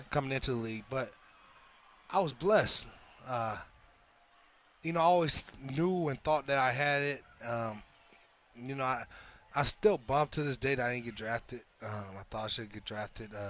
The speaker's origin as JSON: {"language": "English", "town": "Inglewood", "region": "California", "country": "United States", "tie": "born or raised there", "also_born_or_lived": "Los Angeles, California", "said": "I grew up in Inglewood. Yep. I grew up in Inglewood, California."}